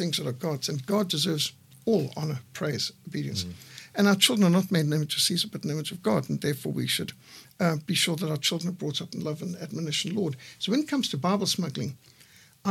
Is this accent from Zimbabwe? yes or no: yes; Zimbabwe; I was brought up in Rhodesia in a secular home